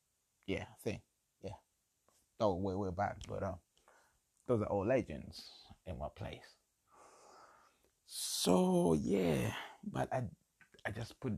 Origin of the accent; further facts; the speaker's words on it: Kampala, Central Region, Uganda; my hometown, my home country, Uganda, Kampala